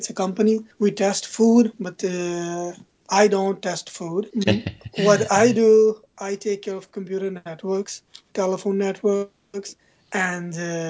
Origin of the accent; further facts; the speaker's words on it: Punjab, Pakistan; moved away as an adult; also born or lived in Lahore, Pakistan / Dubai, UAE; now in Sugar Land, United States; I'm from Pakistan, Punjab.